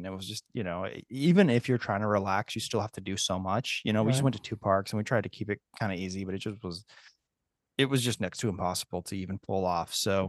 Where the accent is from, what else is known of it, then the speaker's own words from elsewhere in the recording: San Francisco, California, United States; so I grew up in the San Francisco area.